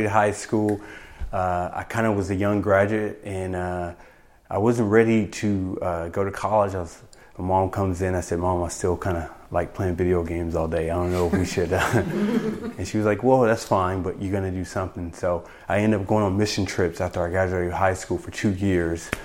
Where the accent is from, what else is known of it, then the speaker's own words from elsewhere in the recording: Pasadena, California, United States; I grew up in Pasadena, California